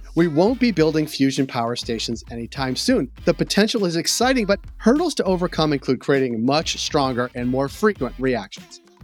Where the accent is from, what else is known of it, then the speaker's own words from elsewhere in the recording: Natick, Massachusetts, United States; If you grew up in the western suburbs of Boston, you will know that a bridge over Route nine in Natick, Massachusetts